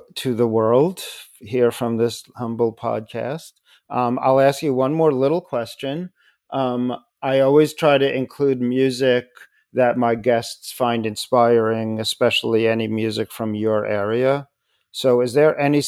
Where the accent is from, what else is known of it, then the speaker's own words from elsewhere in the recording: New York City, New York, United States; I'm here in Brooklyn, but I was born in Queens, and I grew up and raised my own kids in the area of Forest Hills and Kew Gardens and Flushing